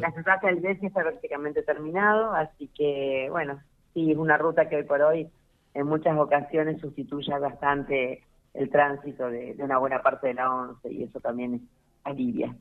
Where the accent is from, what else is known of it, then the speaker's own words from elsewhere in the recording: Santa Fe, Argentina; nosotros vamos a actuar como santafesinos